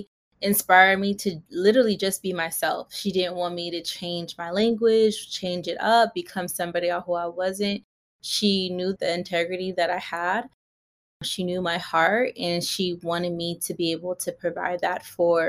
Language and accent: English; Pasadena, California, United States; also born or lived in Inland Empire, California; I grew up like in the Pasadena area when I was younger and went to school in the Inland Empire.